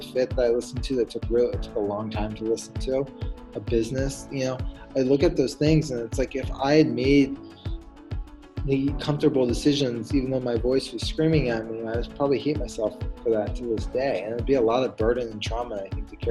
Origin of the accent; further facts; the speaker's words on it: Fairfax, Virginia, United States; I grew up right outside of Washington, D.C., Fairfax, Virginia area